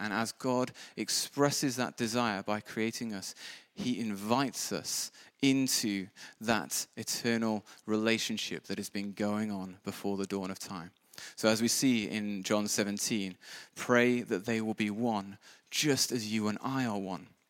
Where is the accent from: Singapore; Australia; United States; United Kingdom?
United Kingdom; we're all British